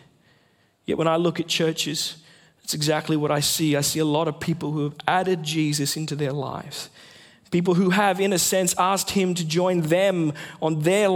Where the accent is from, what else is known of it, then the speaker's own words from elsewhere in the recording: Sunshine Coast, Queensland, Australia; moved away; also born or lived in Western Australia; I grew up on the Sunshine Coast, but I lived in WA for about 7 years.